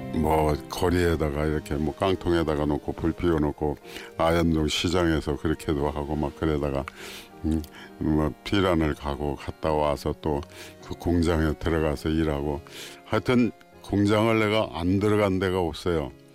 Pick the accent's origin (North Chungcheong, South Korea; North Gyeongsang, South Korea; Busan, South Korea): North Chungcheong, South Korea; Cheongju; moved away; also born or lived in Seoul; 내가 고향이 청주인데